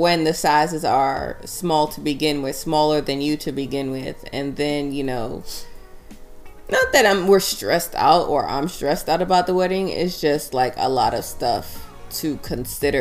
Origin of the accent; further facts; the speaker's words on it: New York, United States; I'm a New Yorker in Baltimore